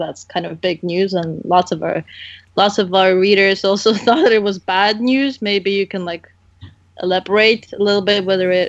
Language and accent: English; Ukraine; my home country, Ukraine.